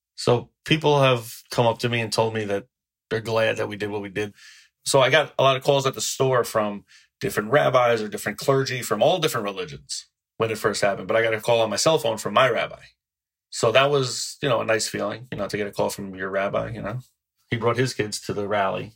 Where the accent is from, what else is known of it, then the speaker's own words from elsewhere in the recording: New Rochelle, New York, United States; I grew up in New Rochelle and it's a very large city